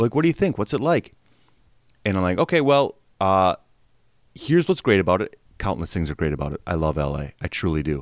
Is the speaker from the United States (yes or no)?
yes; Wisconsin, United States; moved away as an adult; also born or lived in Milwaukee; I'm from Wisconsin, and I moved out here in oh nine. I was thirty-two when I moved out here